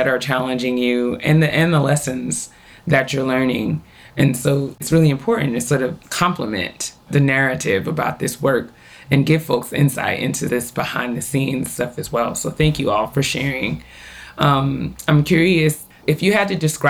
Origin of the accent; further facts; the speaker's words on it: Westchester, New York, United States; I'm originally from New York and grew up in the Westchester area